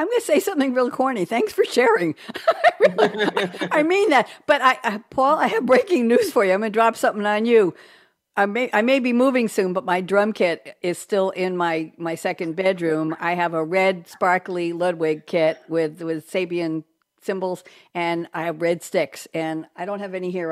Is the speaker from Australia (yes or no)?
no; New York, United States; now in Durham, United States; we're both from New York